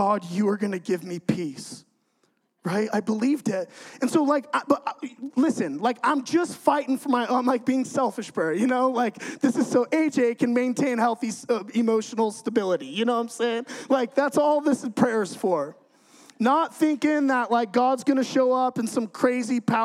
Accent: California, United States; moved away as an adult; now in Idaho, United States; I'm from California, okay? So I get moved to Idaho

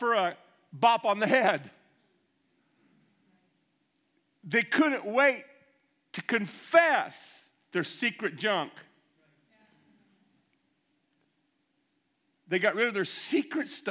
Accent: United States; I'm American

